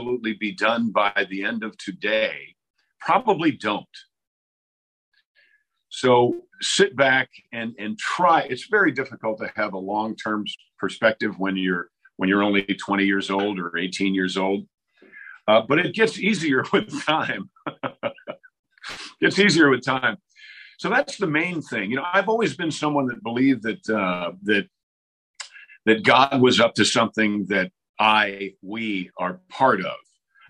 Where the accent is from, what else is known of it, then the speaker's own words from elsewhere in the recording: Mount Kisco, New York, United States; I'm a recovering Yankee, right? I'm from Mount Kisco, New York, which is a rural part of New York